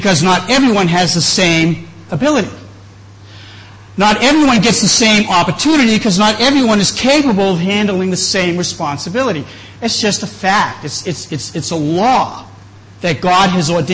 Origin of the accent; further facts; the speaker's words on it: New England, just outside of Boston, Massachusetts, United States; moved away; also born or lived in Chiang Mai; I grew up in New England, just outside of Boston